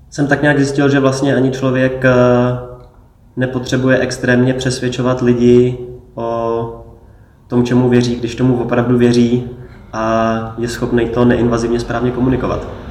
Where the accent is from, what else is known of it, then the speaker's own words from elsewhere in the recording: Czechia; tady u nás v Čechách